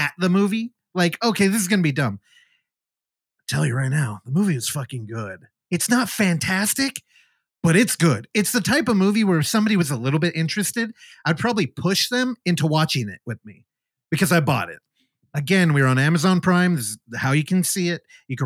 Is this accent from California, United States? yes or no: yes; Bay Area, California, United States; growing up in the Bay Area, most of my friends are Filipino